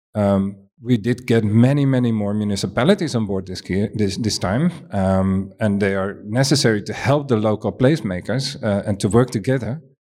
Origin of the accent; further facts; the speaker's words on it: Amsterdam, North Holland, Netherlands; I'm coming from Amsterdam